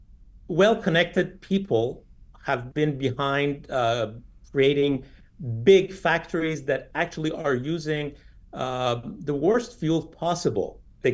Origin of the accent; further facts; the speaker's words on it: Shiraz, Fars, Iran; now in Washington, United States; I'm from Shiraz originally.